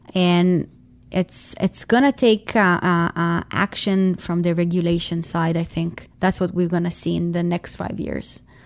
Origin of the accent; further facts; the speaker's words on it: Tel Aviv, Tel Aviv District, Israel; I'm originally from Tel Aviv, Israel.